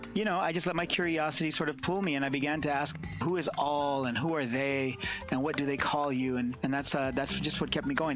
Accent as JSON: {"language": "English", "region": "California's San Joaquin Valley", "country": "United States", "tie": "born or raised there", "said": "born and raised here in California's San Joaquin Valley, the agricultural hub here"}